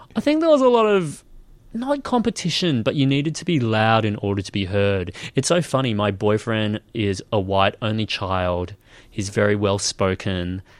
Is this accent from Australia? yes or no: yes; Nambour, Queensland, Australia; moved away; I was born in Nambour